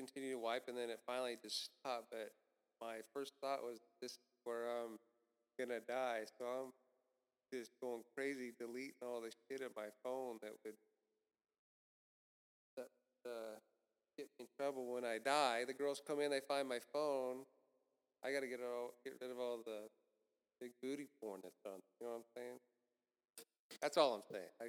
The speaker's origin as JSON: {"language": "English", "town": "Mount Hope", "region": "Kansas", "country": "United States", "tie": "born or raised there", "moved": "as an adult", "lives_now": "Atlanta, United States", "said": "I grew up in, I'm from Kansas, Wichita, Kansas, a small town outside of Wichita, Kansas, Mount Hope."}